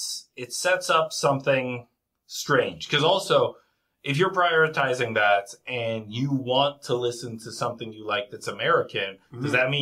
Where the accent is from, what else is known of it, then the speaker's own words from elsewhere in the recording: Canada; as a Canadian, you can't say or do.